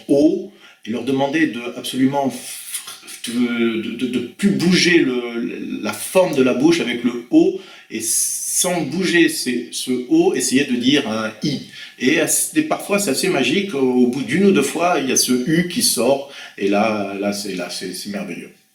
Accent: Blois, Centre-Val de Loire, France; moved away as an adult; also born or lived in Venezuela / French Antilles; je suis né à Blois en 1967

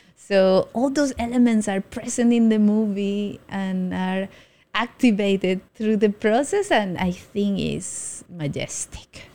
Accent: Colombia; now in Taiwan; I'm from Colombia

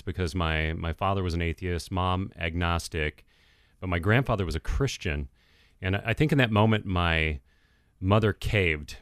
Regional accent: San Francisco Bay Area, California, United States; now in Minneapolis, United States; I grew up in the San Francisco Bay Area, grew up in a fatherless home

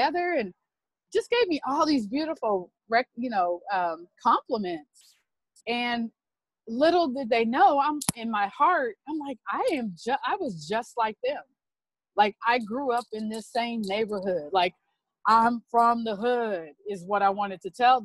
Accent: Los Angeles / Bakersfield, California, United States; moved away; my hometown of Los Angeles / Bakersfield, California.

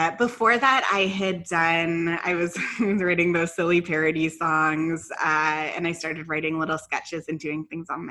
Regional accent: Ottawa, Ontario, Canada; moved away as an adult; also born or lived in London, England / Vancouver; now in Toronto, Canada; I grew up in Ottawa, except for a few years that I lived in London, England.

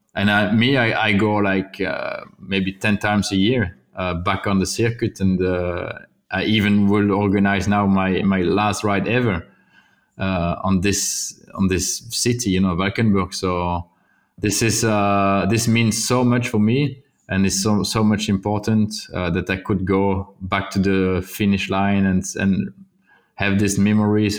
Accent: Wallonia, Belgium; English is a second language; also born or lived in Flanders; I'm from Wallonia

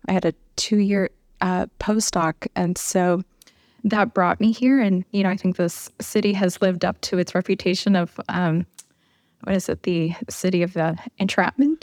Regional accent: Chicago, Illinois, United States; moved away as an adult; also born or lived in Milwaukee, Wisconsin / Tucson, Arizona; now in Albuquerque, United States; I'm originally from Chicago

